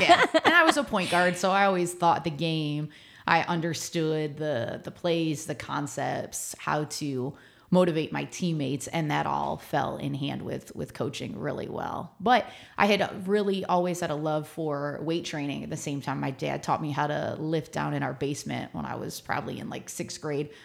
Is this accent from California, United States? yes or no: no; Mentor, Ohio, United States; moved away as an adult; also born or lived in Brooklyn, New York; now in San Antonio, United States; I'm from near Cleveland, Ohio.